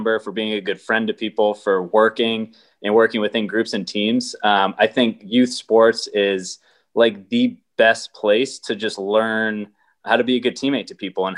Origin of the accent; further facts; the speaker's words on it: Boston, Massachusetts, United States; I grew up in Boston